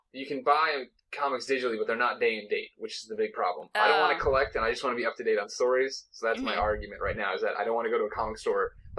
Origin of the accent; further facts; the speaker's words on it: Midwest, United States; I was raised in the Midwest.